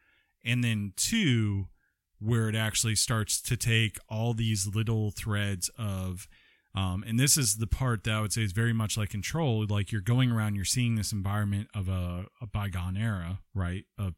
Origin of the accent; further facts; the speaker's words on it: Georgia, United States; We are from Georgia, too.